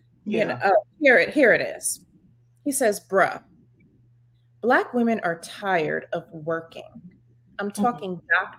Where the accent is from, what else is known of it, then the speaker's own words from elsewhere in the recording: New York, United States; I'm from New York